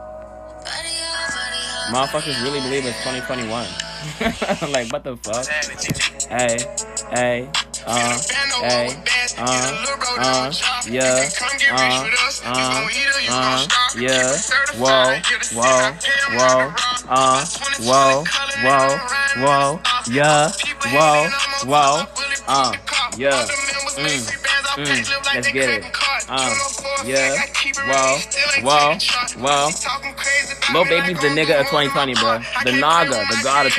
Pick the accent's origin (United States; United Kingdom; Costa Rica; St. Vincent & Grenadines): St. Vincent & Grenadines; I'm from St. Vincent.